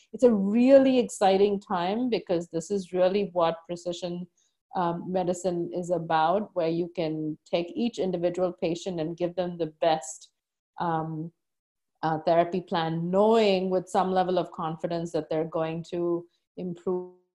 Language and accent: English; India; moved away as an adult; now in United States; growing up in India